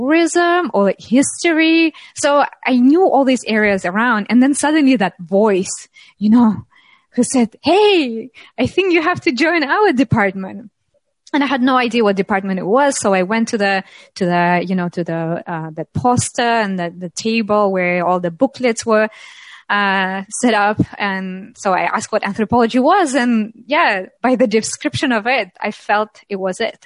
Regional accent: Russia; moved away; also born or lived in Moscow / Tatarstan; I'm from Russia, but in Russia, when I graduated from high school

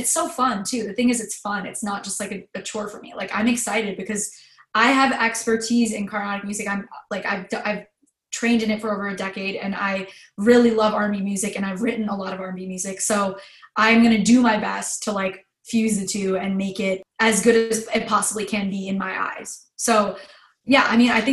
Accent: United States; who I grew up to be in America

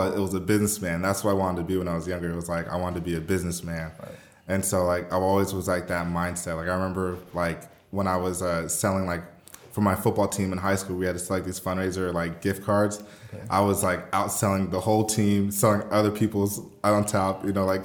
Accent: Riverside, California, United States; also born or lived in Miami, Florida; I'm originally from Miami, so I was born in Miami, okay. Lived there for like 8 years, and I moved to Riverside, California. So for those that don't know, there's this little city in California called Riverside. I love it. But that's where I grew up, really.

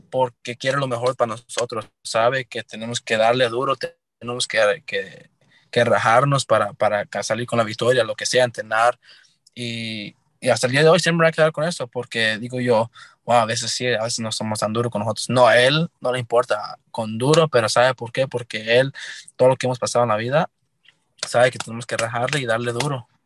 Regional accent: New York, United States; moved away as an adult; also born or lived in Puebla, Mexico; now in Los Angeles, United States; Toda mi familia es de México, es de Puebla. Este, nosotros somos de Puebla, pero yo nada más nací en Nueva York, Estados Unidos y pues como les digo a todos, nada más tengo sangre, tengo sangre mexicana y pues soy nacido en Nueva York

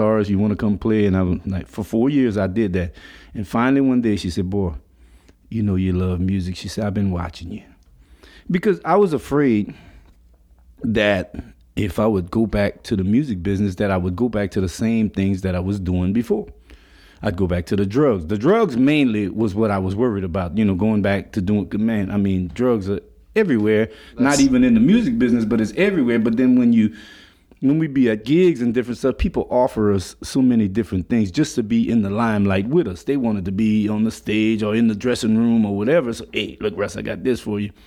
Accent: Lafayette, Louisiana, United States; also born or lived in Washington Heights; I grew up in Lafayette on Short Street

